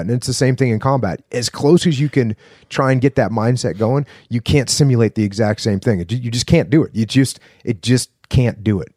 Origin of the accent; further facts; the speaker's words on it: New England, United States; I'm from New England